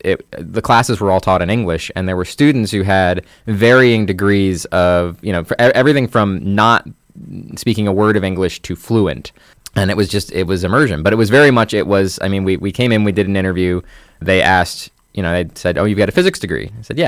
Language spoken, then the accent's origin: English; Bloomington, Indiana, United States; also born or lived in Hartford; Yep. I don't really remember anywhere else.